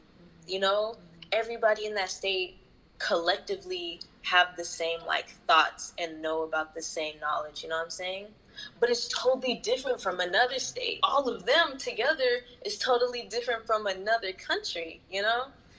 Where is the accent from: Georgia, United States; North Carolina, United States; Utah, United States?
North Carolina, United States; first language ja; English is a second language; also born or lived in Japan / Houston; I was born in North Carolina and popped out my mama, and I spent, like, my elementary years there. So Japanese was my first language.